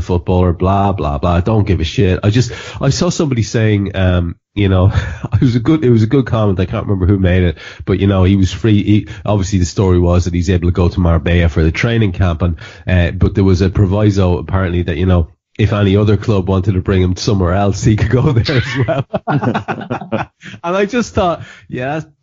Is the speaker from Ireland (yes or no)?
yes; Ireland; as an Irishman